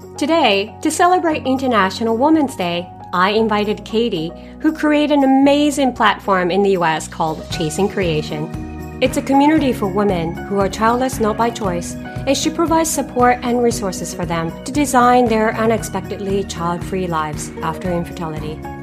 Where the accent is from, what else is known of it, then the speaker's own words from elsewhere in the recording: Japan; moved away as an adult; also born or lived in Canada / China; now in Singapore; I was raised in Japan until 18 years old, and I have ever since lived in Canada, China, and the last nine years in Singapore